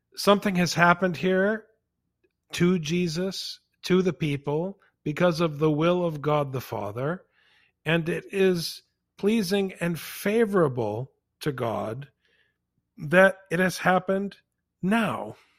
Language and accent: English; Saint Paul, Minnesota, United States; I grew up on the West Side in Saint Paul.